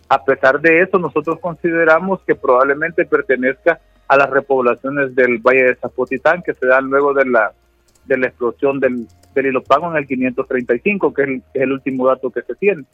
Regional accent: El Salvador; nosotros como salvadoreños y como salvadoreñas

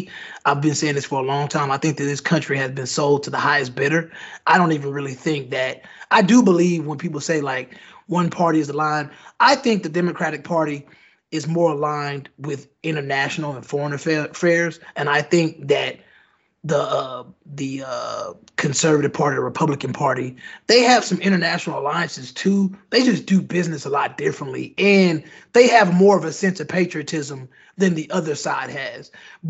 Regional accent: United States; I was born on American soil. I'm an American.

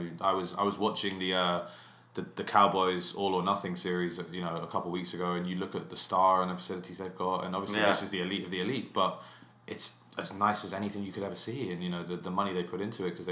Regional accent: England, United Kingdom; accent: English; moved away as an adult; as an Englishman

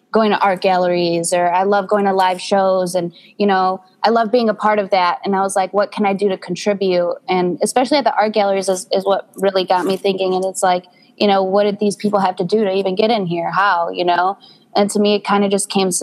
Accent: Chicago, Illinois, United States; I was born in Humboldt Park and I've moved all around the Chicagoland. And I recently just settled in the suburbs

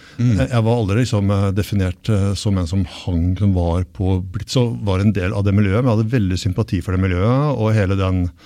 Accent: Asker, Akershus, Norway; also born or lived in Bergen; jeg vokste opp delvis i Bergen og delvis i Asker utafor Oslo. Ja. Altså den Bergenstiden den høres jo ikke så godt, da. Jeg har flytta herfra da jeg var åtte.

